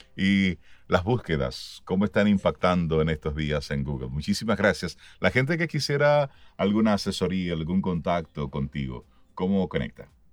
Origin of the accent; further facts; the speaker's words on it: Dominican Republic; como ciudadano dominicano